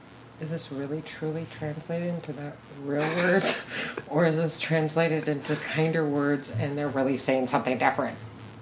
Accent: South Korea; And I am from Korea

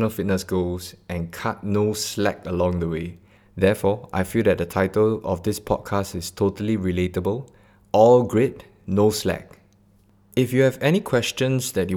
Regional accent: Singapore; I'm born and bred in Singapore, straight out of Bedok.

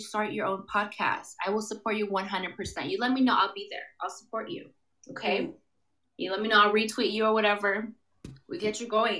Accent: Los Angeles County, California, United States; now in Ventura, United States; I'm in Ventura, but I'm from Los Angeles County.

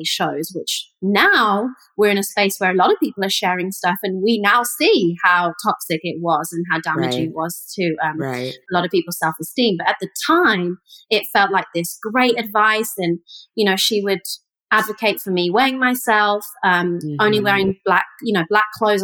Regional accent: the middle of England, United Kingdom; moved away; I grew up in England, and I grew up in the middle of England. I kind of call it the Ohio of England.

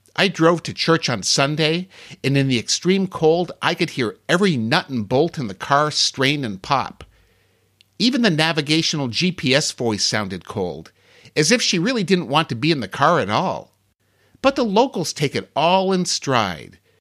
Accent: Ohio, United States; I'm from Ohio

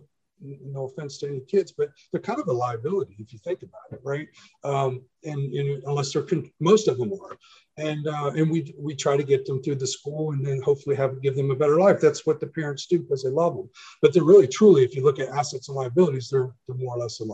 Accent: Germany; moved away; when I grew up in Germany, I used to go to the farm

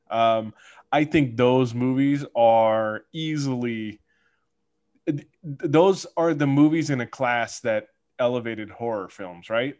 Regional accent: California, United States; as a Californian

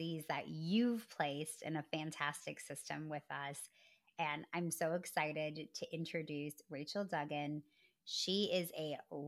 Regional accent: Midwest, United States; also born or lived in Madison, Wisconsin; I'm from the Midwest, born and raised

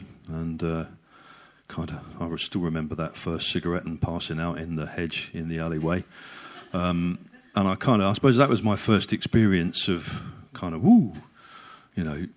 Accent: Hildenborough, South East England, United Kingdom; I grew up in Hildenborough, so not so very far from you guys.

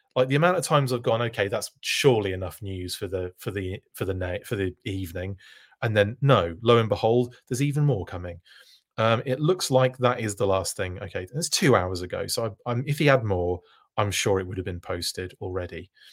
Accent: United Kingdom; a fan of action force growing up in the United Kingdom

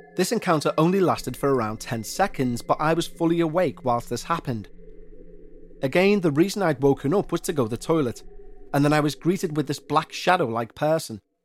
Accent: Liverpool, North West England, United Kingdom; accent: Scouse; my hometown of Liverpool

